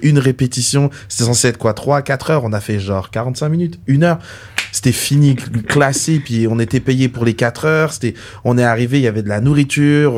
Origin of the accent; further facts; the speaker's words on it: Paris, Île-de-France, France; now in Canada; je viens, je viens de Paris, de la France.